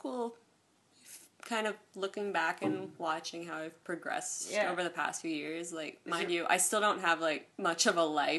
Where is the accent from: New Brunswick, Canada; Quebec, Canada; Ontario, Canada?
Ontario, Canada; Kawartha Lakes; now in Toronto, Canada; I grew up in Cawthorne Lakes.